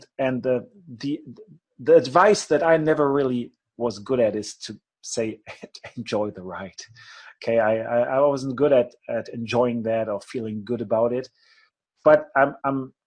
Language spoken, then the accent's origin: English; Germany